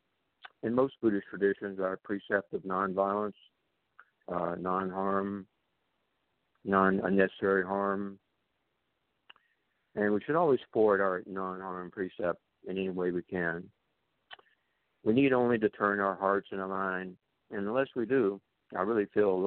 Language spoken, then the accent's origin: English; Deep South, United States; now in Santa Barbara, United States; growing up in the Deep South, I went to an all-white school just blocks from the home of Martin Luther King and literally across the street from the Greyhound bus station where the clash with the Freedom Riders took place